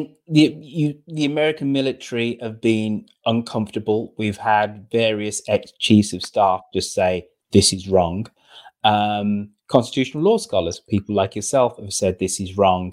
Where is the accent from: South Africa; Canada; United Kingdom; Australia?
United Kingdom; being a Brit